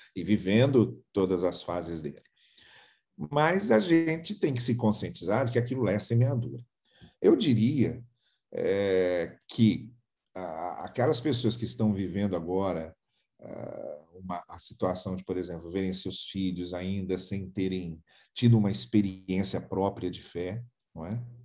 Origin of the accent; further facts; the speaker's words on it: São Paulo, Brazil; moved away; also born or lived in Rio de Janeiro / Campos / Teresópolis; Eu sou de São Paulo.